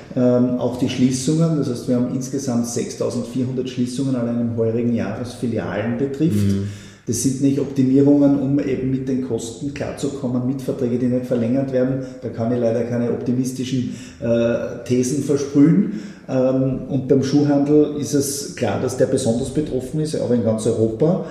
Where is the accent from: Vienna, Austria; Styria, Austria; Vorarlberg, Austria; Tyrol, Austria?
Styria, Austria; Schladming; ein Schladminger, meiner Heimatgemeinde